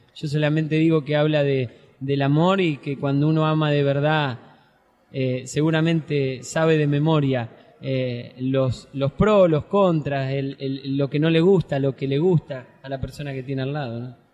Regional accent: Santa Fe, Argentina

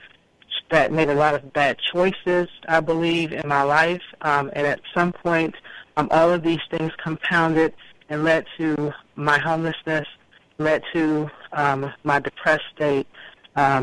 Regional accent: Washington, District of Columbia, United States; I was born in Washington, D.C., actually in the Southeast. My family lives in the Southeast. I grew up with three siblings

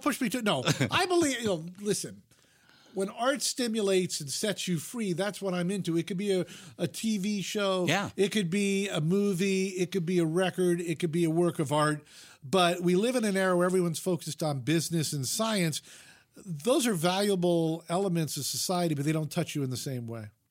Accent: Fairfield, Connecticut, United States; moved away as an adult; also born or lived in Vermont / Utah; now in Los Angeles, United States; I grew up in Fairfield, Connecticut, which is 50 miles from New York City.

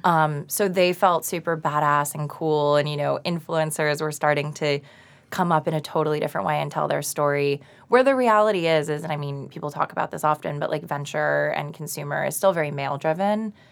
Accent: Boca Raton, Florida, United States; moved away as an adult; also born or lived in New York; So, I grew up in South Florida, and I went to school in Boca Raton.

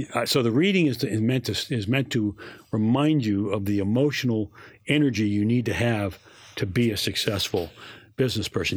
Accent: New York, United States; I'm a New Yorker

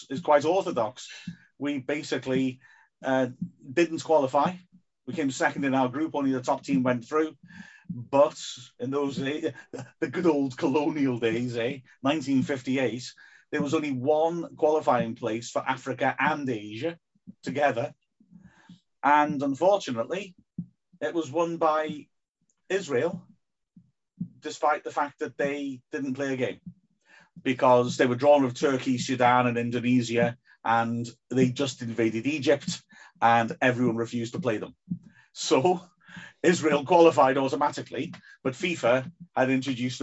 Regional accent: Wales, United Kingdom; being Welsh gentlemen

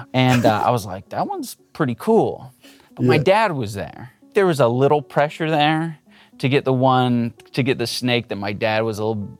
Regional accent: California, United States; I grew up in Southern California. I have an older sister.

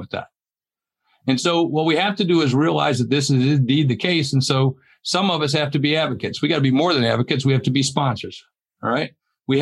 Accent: the South, United States; moved away; where I grew up down in the South

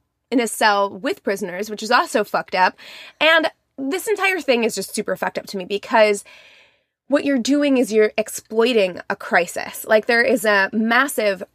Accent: Springfield, Missouri, United States; my hometown, Springfield, Missouri

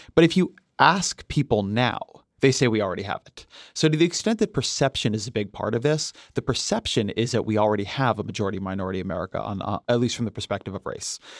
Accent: California, United States; I'm a Californian

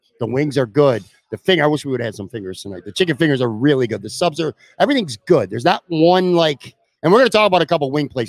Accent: Buffalo, New York, United States; When I grew up in Buffalo

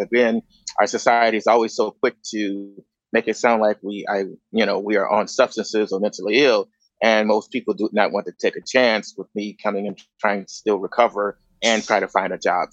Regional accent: Chicago, Illinois, United States; moved away as an adult; also born or lived in Grand Rapids, Michigan; now in Los Angeles, United States; I was born and raised in Chicago.

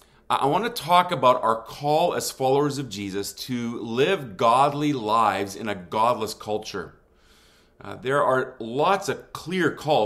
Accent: southwest Germany, Germany; I grew up in Germany. My mom and dad were missionaries there. I am known as what some might refer to as a missionary kid.

